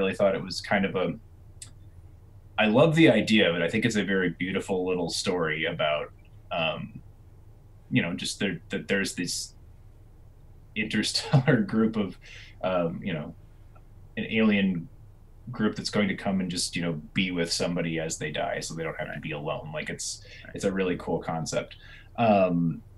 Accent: United States; growing up in the United States

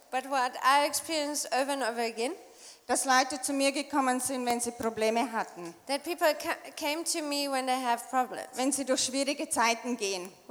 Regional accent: Tyrol, Austria; das Unglaubliche für mich als Österreicherin und speziell Tirolerin

